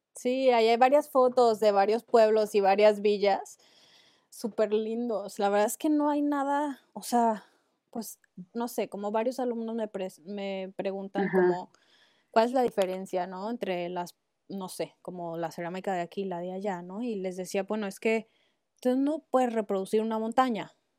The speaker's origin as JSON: {"language": "Spanish", "country": "Mexico", "moved": "yes", "said": "soy mexicana"}